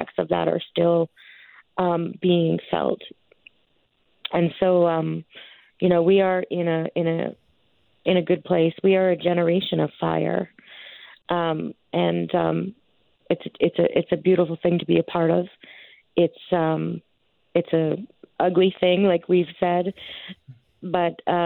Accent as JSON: {"language": "English", "town": "Stony Plain", "region": "Alberta", "country": "Canada", "said": "I'm from Stony Plain"}